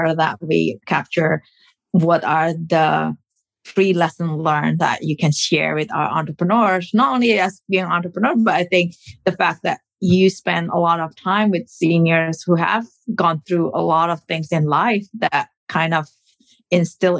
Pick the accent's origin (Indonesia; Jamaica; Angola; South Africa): Indonesia; now in United States; I was born and raised in Indonesia